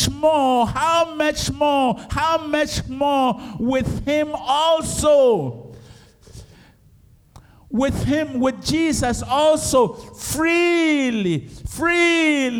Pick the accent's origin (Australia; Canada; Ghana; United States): Ghana; Ejisu, Ashanti; moved away; going to Ejusu. That's my hometown